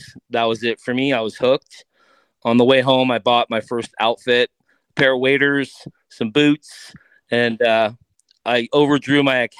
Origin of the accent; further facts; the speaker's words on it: East Coast, United States; My grandmother used to take me to the pier on Long Island. I grew up on the East Coast, and it was kind of her way of babysitting me.